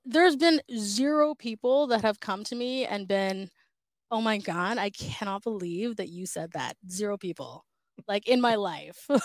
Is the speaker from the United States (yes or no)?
no; Surrey, British Columbia, Canada; now in Vancouver, Canada; I grew up in Surrey